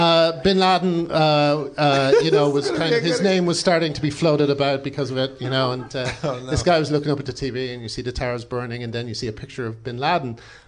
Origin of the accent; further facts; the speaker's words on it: Dublin, Leinster, Ireland; When I grew up in Dublin